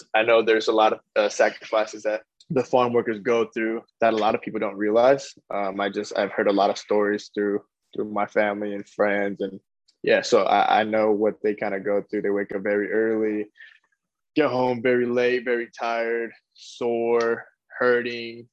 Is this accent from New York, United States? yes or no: no; Lompoc, California, United States; moved away; also born or lived in Casa Grande; where I come from Lompoc, there's nothing to do as well.